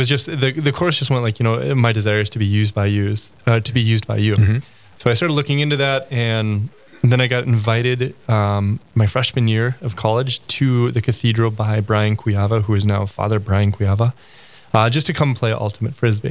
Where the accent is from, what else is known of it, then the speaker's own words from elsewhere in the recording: Crookston, Minnesota, United States; I grew up in Crookston, Minnesota